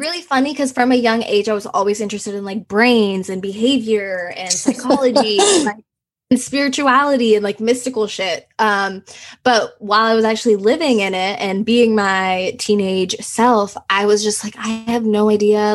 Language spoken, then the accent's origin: English; Houston, Texas, United States; English is a second language; also born or lived in Russia / Nepal / Thailand; I was about like six years old and we moved to Houston and we just stayed there